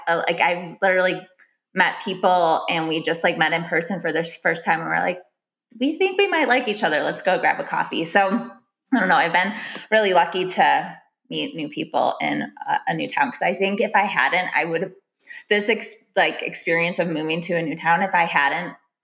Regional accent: Chicago, Illinois, United States; moved away as an adult; living in Chicago, growing up in Chicago, going to a college close to Chicago. So moving to a whole new area in the past 2 years

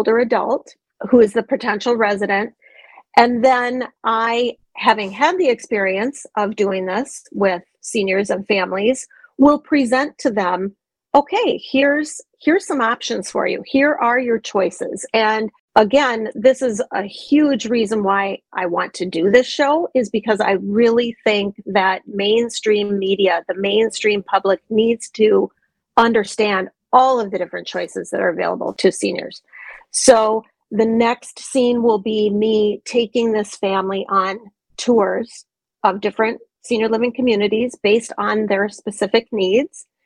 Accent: Minnesota, United States; moved away; also born or lived in Montana / Georgia / Colorado; I grew up in Minnesota, but I've lived in Montana, Georgia, Colorado.

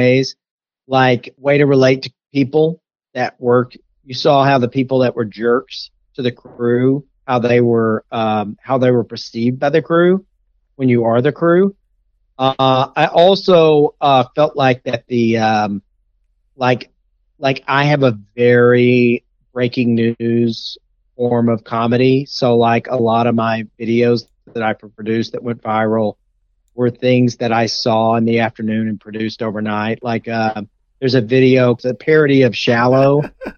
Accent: East Texas, United States; I'm from East Texas

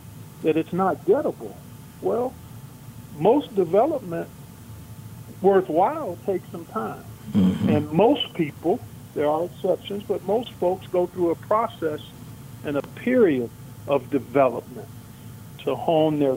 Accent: Cleveland, Ohio, United States; I grew up in Cleveland, Ohio

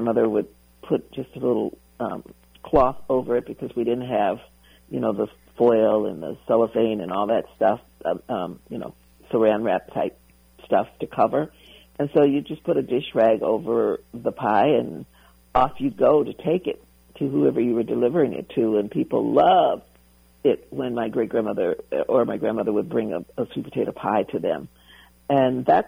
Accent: the South, United States; growing up in the South

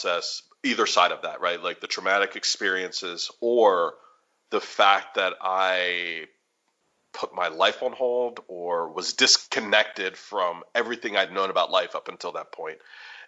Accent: United States; also born or lived in Chicago / Washington, D.C.; now in Kansas City, United States; being Roman Catholic or about being American

